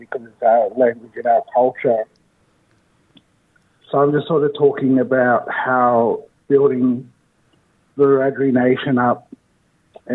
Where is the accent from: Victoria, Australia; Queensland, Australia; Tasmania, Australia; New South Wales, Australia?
New South Wales, Australia; Leeton; also born or lived in Wagga Wagga; I was born here in Wagga Wagga. I grew up in a small town not far from here called Leeton